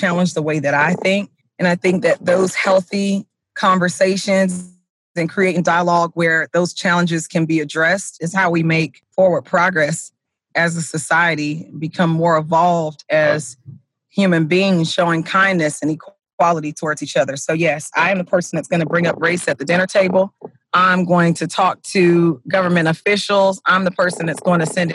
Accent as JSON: {"language": "English", "region": "South Florida", "country": "United States", "moved": "as an adult", "lives_now": "Sumner County, Tennessee, United States", "said": "we are originally from South Florida, which is extremely diverse in comparison to Tennessee"}